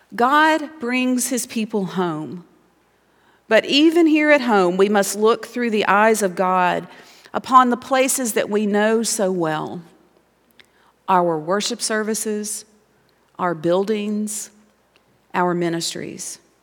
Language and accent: English; Montgomery, Alabama, United States; moved away as an adult; I grew up in Montgomery, Alabama